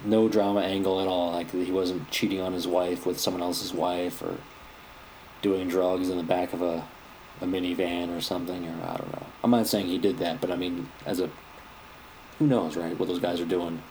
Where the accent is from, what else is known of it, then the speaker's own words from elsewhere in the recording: United States; I'm an American